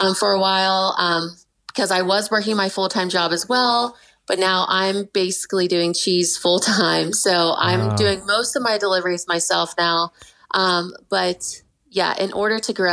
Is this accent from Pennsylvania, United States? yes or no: yes; Pittsburgh, Pennsylvania, United States; now in Morgantown, United States; I'm from Pittsburgh originally